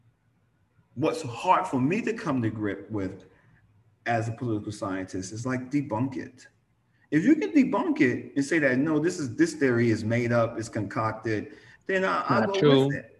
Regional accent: New York, United States; I'm from New York

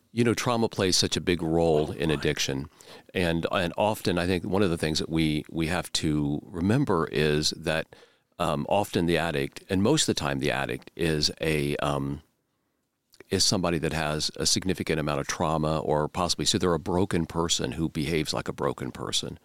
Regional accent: Central Indiana, United States; I was born and raised here in Central Indiana

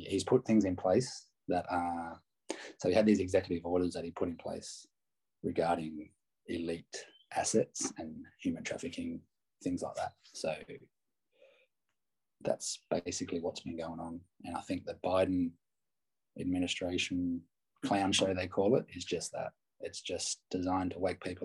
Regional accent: Australia; I'm an Aussie

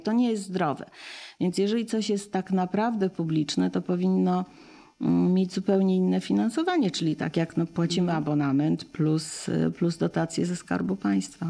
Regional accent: United States; now in Poland; wychowywałam się w, w Stanach

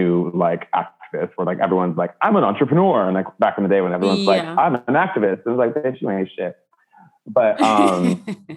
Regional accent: Denver, Colorado, United States; I was raised in the traditional territories of Arapaho, Ute, I believe Pueblo, Dene, Apache, I think Lakota and Dakota tribal nations. We're all in what is now called Denver, Colorado

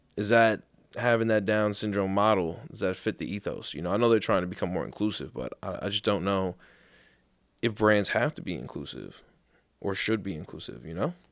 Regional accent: New York, United States; I'm from Saint Albans

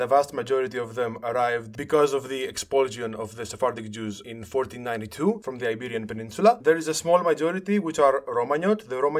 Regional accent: Thessaloniki, Central Macedonia, Greece; moved away as an adult; now in Larissa, Greece; I am soon to be 26. I am from Thessaloniki, but for the past year or so, I have been living in Larissa, 2 minutes from where Solomon lives. I serve as the Jewish educator of the Jewish community of Larissa.

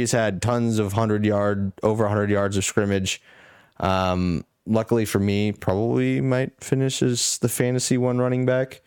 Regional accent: Nebraska, United States; we grew up in Nebraska

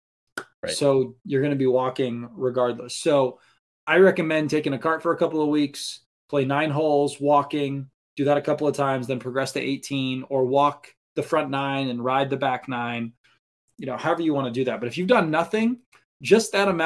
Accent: Maine, United States; Listen, you're preaching to the choir here. I mean, I grew up in Maine.

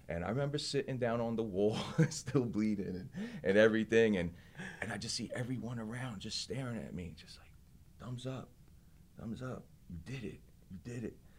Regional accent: Belleville, New Jersey, United States; also born or lived in Hoboken, New Jersey; I'm from Belleville, New Jersey. Originally born in Hoboken, New Jersey

